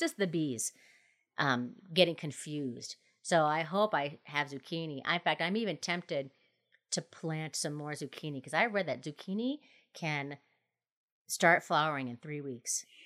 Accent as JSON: {"language": "English", "region": "Minnesota", "country": "United States", "tie": "born or raised there", "moved": "yes", "lives_now": "Colorado, United States", "said": "my home state is Minnesota"}